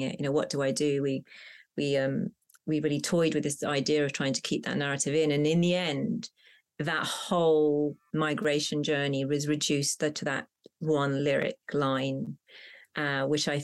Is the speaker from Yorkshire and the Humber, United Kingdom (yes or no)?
no; Hounslow, London, United Kingdom; first language Punjabi; English is a second language; a sort of suburban pressurized environment growing up in Hounslow